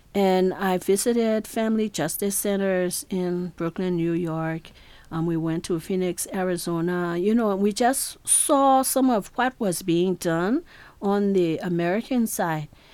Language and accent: English; Liberia; Growing up in Liberia